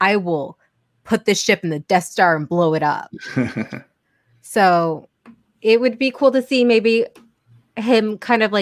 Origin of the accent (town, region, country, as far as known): Florida, United States